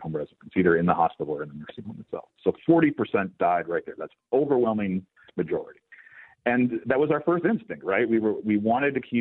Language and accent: English; New Jersey, United States; my home state of New Jersey